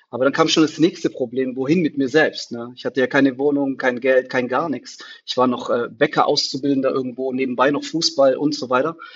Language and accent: German; Germany; also born or lived in Tunisia; ich bin in Deutschland geboren. Äh, dann äh, äh, in äh, jungen Jahren äh, war ich erstmal kurzzeitig in Tunesien für drei, vier Jahre